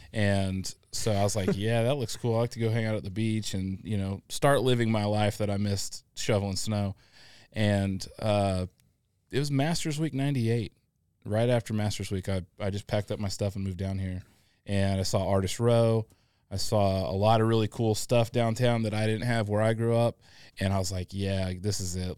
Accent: Illinois, United States; also born or lived in Atlanta; now in Augusta, United States; I grew up in the Midwest in Illinois, uh, not the Chicago part of Illinois

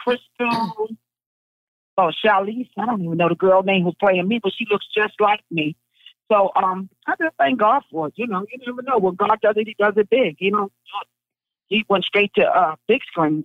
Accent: New York City, New York, United States; I'm from Brownsville

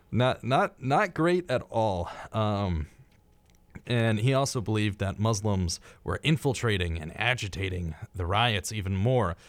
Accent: United States; as an American, my geographical knowledge is very, very slim

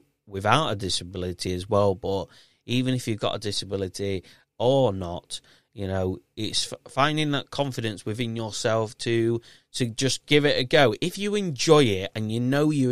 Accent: Yorkshire and the Humber, United Kingdom; accent: thick Yorkshire; I have a really thick Yorkshire accent

